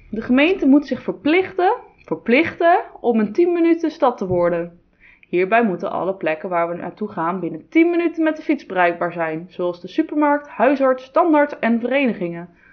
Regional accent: Netherlands; Als Nederlander

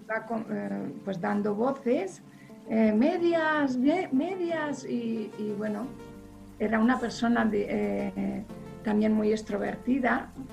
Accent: Villarejo de Salvanés, Community of Madrid, Spain; also born or lived in Aranjuez; mi pueblo, ¿no? Que, es un pueblo pequeñito de Madrid

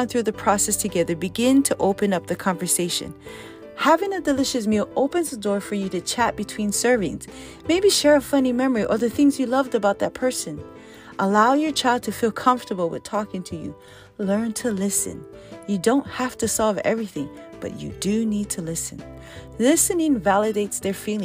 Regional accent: Hawaii, United States; being very Hawaiian

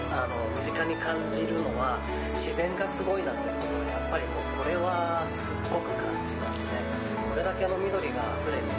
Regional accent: Ōda, Shimane, Japan; 僕はですねあの同じ大田市の磯竹町が出身なんですね

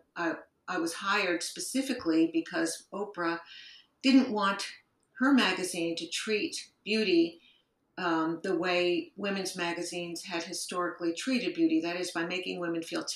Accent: Rutherford, New Jersey, United States; moved away as an adult; now in New York City, United States; I was raised in Rutherford, New Jersey, which is a small town about 20 minutes outside the city

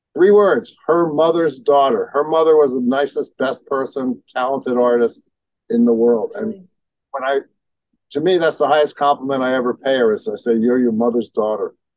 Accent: New York City, New York, United States; in my neighborhood growing up in Brooklyn

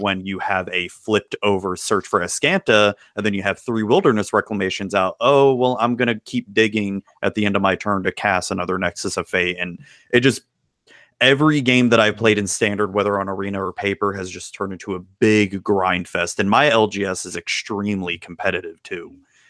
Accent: Florida, United States; proud Floridian here.

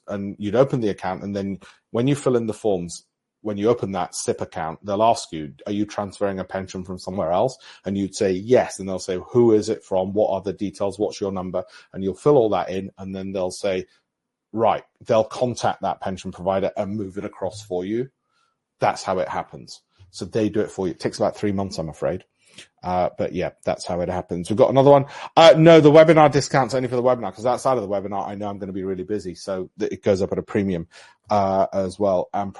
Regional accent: Armley, Yorkshire and the Humber, United Kingdom; I grew up in Armley with no silver spoon, but I don't want those other people who can't afford all this to be left out.

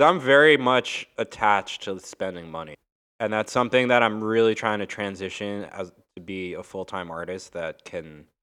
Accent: Long Island, New York, United States; now in Brooklyn, United States; I grew up like literally on the border of New York, where New York City becomes the suburbs, where it becomes Nassau County, and it's Long Island

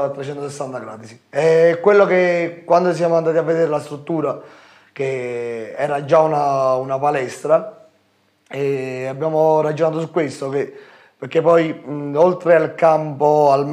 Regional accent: Ariano Irpino, Campania, Italy; Ci sono io, che sono di Ariano, eh, Paolo Di Rubbo di Montecalvo, il figlio del professore, e Gianmarco Maltese da Grotta Minarda.

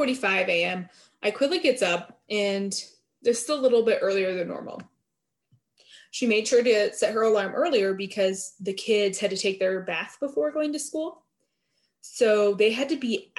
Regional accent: Vermont, United States; I grew up in Vermont and we didn't even have a Walmart till like 2007

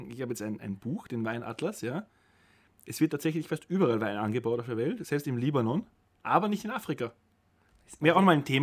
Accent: Vienna, Austria; Nein, ich bin stolzer Wiener

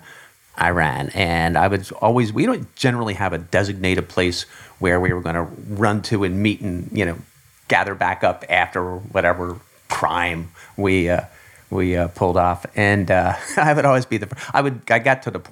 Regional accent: Philadelphia, Pennsylvania, United States; I grew up in the Philadelphia area

